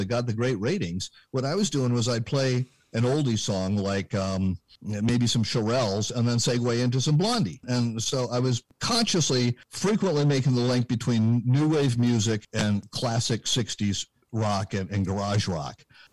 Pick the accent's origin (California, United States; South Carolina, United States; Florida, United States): California, United States; Berkeley; moved away as an adult; also born or lived in Santa Barbara, California; now in Vermont, United States; I was born and raised in Berkeley, California